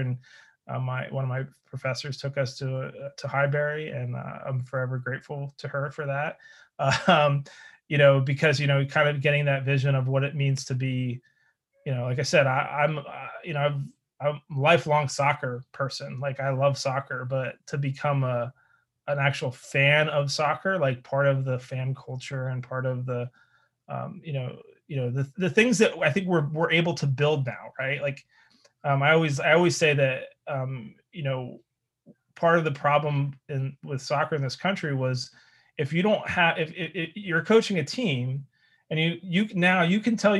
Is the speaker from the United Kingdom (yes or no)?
no; Philadelphia, Pennsylvania, United States; as a Philadelphian. So you know, South Jerseyan or from the area of Philadelphia.